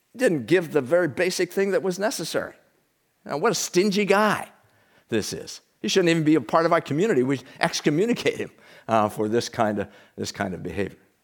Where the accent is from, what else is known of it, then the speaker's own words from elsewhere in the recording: United States; We're from the United States